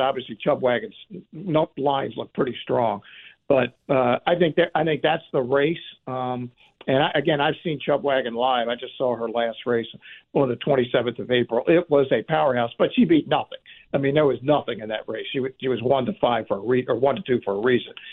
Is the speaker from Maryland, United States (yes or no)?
yes; Baltimore, Maryland, United States; my hometown